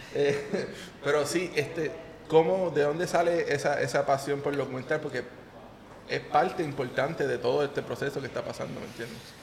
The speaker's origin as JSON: {"language": "Spanish", "town": "Yabucoa", "country": "Puerto Rico", "said": "yo soy de Yabucoa"}